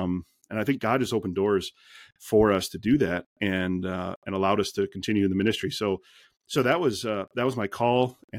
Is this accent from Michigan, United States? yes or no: yes; Detroit, Michigan, United States; Had a friend that he would go to the street corner where we grew up and in Detroit there, you know, just city blocks kind of thing.